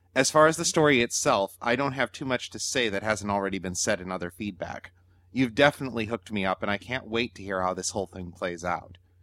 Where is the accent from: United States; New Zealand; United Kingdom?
New Zealand